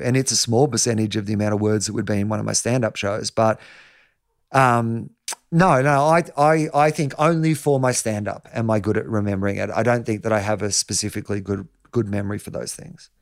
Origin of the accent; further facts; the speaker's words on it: Denison, Victoria, Australia; I'm from Anderson's Road, Denison. My dad's a dairy farmer. There's two hundred and fifty people where I'm from